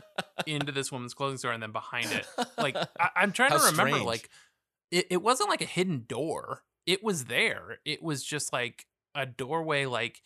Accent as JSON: {"language": "English", "town": "Hermosa Beach", "region": "California", "country": "United States", "tie": "born or raised there", "said": "I grew up near Hermosa Beach"}